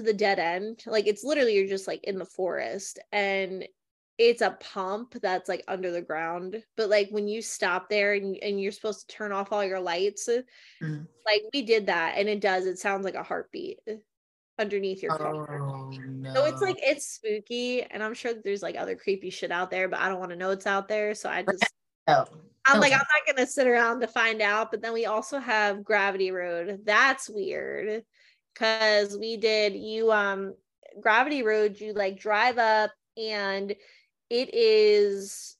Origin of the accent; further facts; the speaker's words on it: New Jersey, United States; now in Delaware, United States; I grew up in Jersey